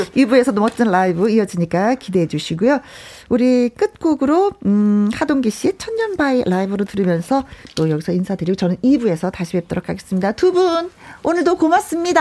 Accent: Wonju, Gangwon, South Korea; 어린 시절이 생각나는 거예요. 원주에 살았을 때

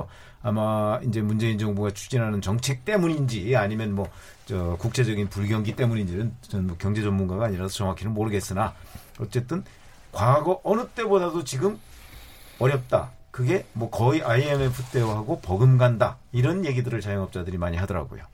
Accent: Chungcheong, South Korea; moved away; 저 같은 경우는 이제 고향이 충청도니까

